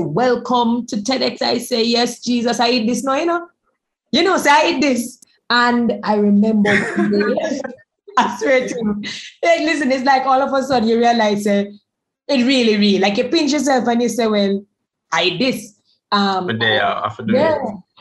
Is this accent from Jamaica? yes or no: yes; Jamaica; we come from Jamaica, we come from the West Indies